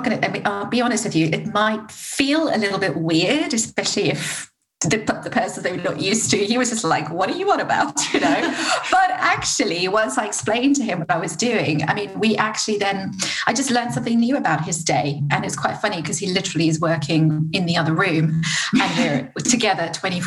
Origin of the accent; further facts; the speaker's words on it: South Africa; moved away as an adult; now in United Kingdom; I'm from South Africa.